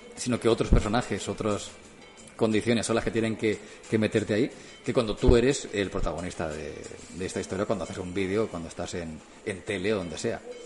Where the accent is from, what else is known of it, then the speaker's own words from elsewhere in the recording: Martorell, Catalonia, Spain; en la radio de Martorey de mi pueblo